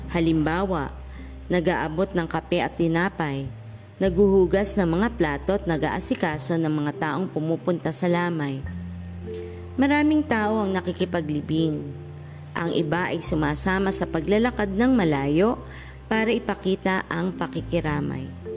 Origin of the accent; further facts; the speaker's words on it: Philippines; mga tradisyon natin bilang isang Pilipino